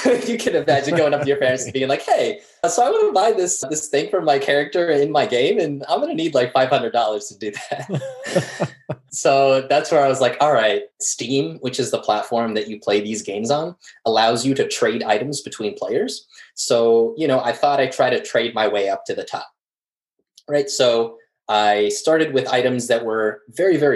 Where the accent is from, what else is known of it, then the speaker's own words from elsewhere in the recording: Morocco; now in Philadelphia, United States; I'm used to more tropical weather back in my home country of Morocco.